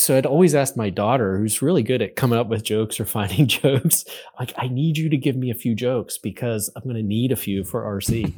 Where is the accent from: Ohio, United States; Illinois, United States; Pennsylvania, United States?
Pennsylvania, United States; Western; I grew up in Western Pennsylvania